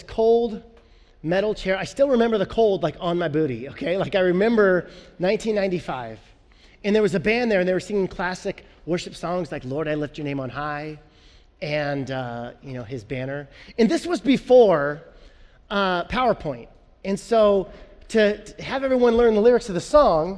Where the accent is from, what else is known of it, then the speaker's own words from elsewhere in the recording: Illinois, United States; I'm from Illinois. All my family's Bears fans. But when I was a kid, growing up in Illinois